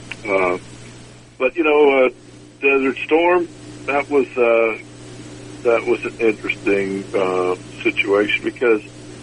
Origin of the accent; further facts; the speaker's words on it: United States; I'm from the United States